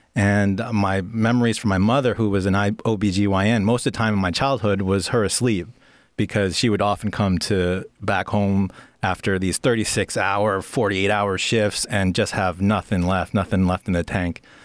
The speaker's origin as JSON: {"language": "English", "region": "New York", "country": "United States", "tie": "born or raised there", "also_born_or_lived": "Pennsylvania", "moved": "as an adult", "lives_now": "Oregon, United States", "said": "growing up in New York is great"}